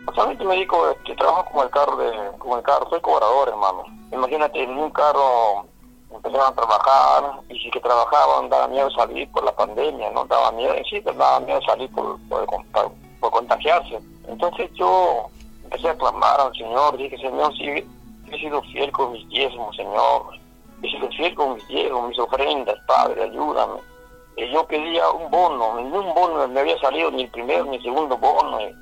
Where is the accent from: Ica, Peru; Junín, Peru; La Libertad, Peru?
Junín, Peru; Chanchamayo Province; now in Lima, Peru; soy natural de la provincia de Chanchamayo